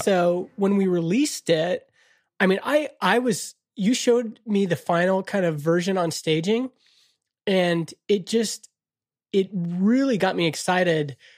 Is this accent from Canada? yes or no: yes; Canada; Canada is an interesting country because we were born without a mission